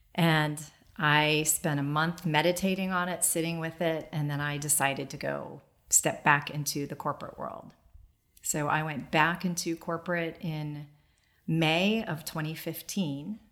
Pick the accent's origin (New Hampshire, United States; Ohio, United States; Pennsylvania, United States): Ohio, United States; Dayton; I grew up in Dayton, Ohio